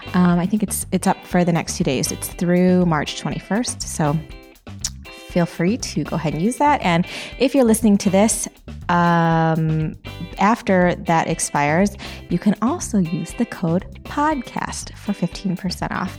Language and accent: English; Michigan, United States; we're both from Michigan